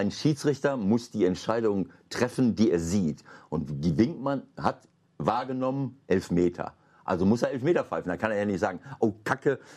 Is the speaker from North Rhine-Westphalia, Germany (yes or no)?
yes; Bielefeld, North Rhine-Westphalia, Germany; in Bielefeld in Ostwestfalen, das ist meine Heimat.